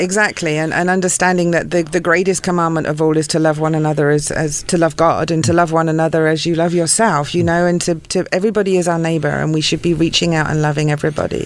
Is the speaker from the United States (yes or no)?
no; England, United Kingdom; moved away; grew up in England